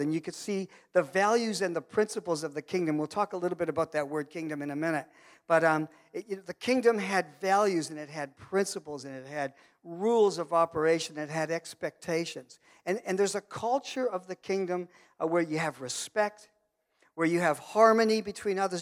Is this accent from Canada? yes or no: yes; Canada; I'm Canadian and I'm from Muckatoo